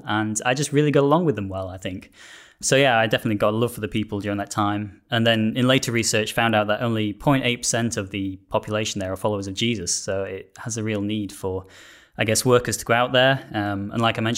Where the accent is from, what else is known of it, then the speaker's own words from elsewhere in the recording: Yorkshire and the Humber, United Kingdom; moved away as an adult; now in South of England; I am originally from Yorkshire